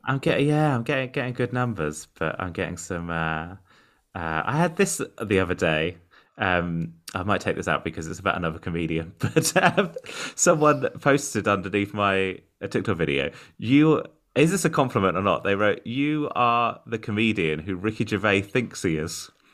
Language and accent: English; United Kingdom; I'm an autistic comedian from the U K.